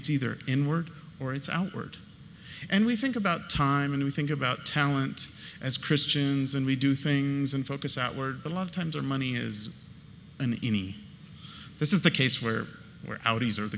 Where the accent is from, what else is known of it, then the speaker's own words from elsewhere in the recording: California, United States; we are from California